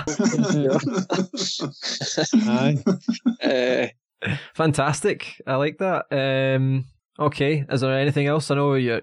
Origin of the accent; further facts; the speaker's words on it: Glasgow, Scotland, United Kingdom; as a Scottish person, as a Glaswegian